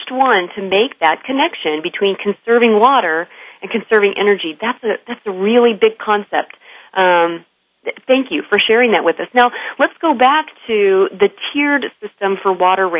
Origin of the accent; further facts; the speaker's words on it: California, United States; my home state of California